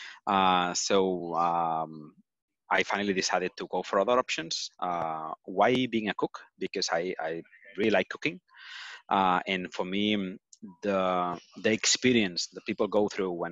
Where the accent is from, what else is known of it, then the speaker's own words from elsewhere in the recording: Barcelona, Catalonia, Spain; I'm from Barcelona. I've been living here my entire life